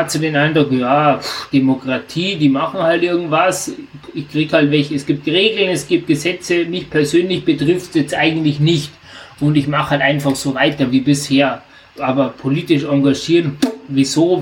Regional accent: near the Austrian border, Southern Germany, Germany; also ich komme ganz aus dem Süden unserer Republik, also ich wohne wirklich äh, 200 Meter von der österreichischen Grenze entfernt

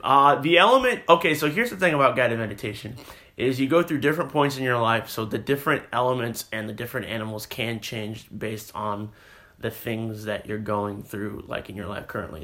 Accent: Texas, United States; also born or lived in California; we both move here in the fourth grade

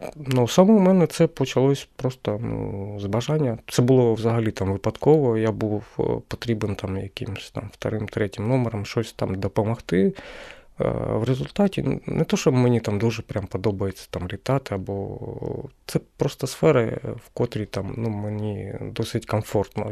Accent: Kremenchuk, Poltava Oblast, Ukraine; moved away as an adult; now in Kyiv, Ukraine; я сам з Кременчука

